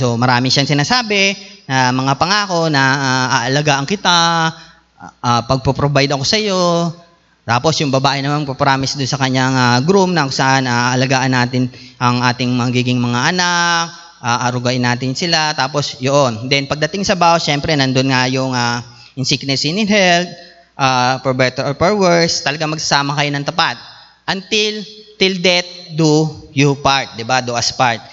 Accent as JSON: {"language": "Tagalog", "country": "Philippines", "said": "tayo bilang Pilipino"}